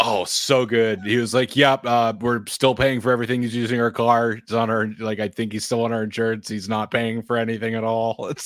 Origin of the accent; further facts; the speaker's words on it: New Hampshire, United States; I'm from New Hampshire